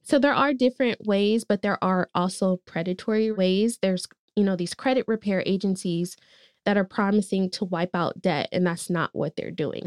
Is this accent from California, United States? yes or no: yes; Oakland, California, United States; I grew up in East Oakland